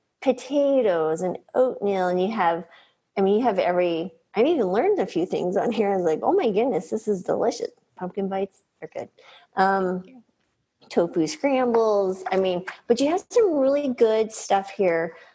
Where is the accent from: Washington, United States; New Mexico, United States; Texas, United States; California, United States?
New Mexico, United States; I grew up in New Mexico, so I was cooking at the state fair enchiladas and stuff by eight